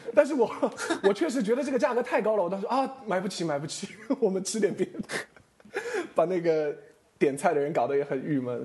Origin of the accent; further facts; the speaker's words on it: Chengdu, Sichuan, China; 我成都人嘛